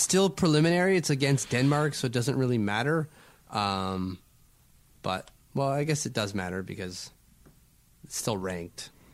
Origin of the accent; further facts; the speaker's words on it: Canada; I'm Canadian